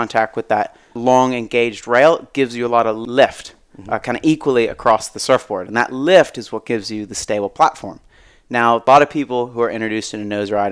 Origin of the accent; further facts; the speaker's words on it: Florida, United States; I grew up in Florida